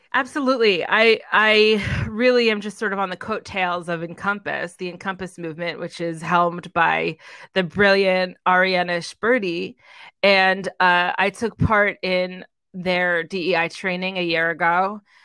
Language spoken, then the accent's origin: English; Edison, New Jersey, United States; also born or lived in New York City / Los Angeles; now in Greenville, United States; I am originally from Edison, New Jersey, which is about an hour outside of the city